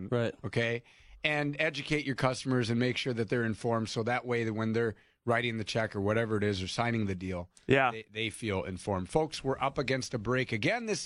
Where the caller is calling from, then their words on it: Blaine, United States; I'm calling from Blaine.